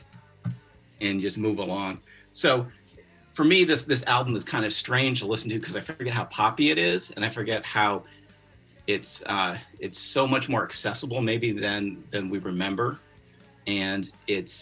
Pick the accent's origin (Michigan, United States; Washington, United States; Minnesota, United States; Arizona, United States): Michigan, United States; Ann Arbor; growing up in Ann Arbor, Michigan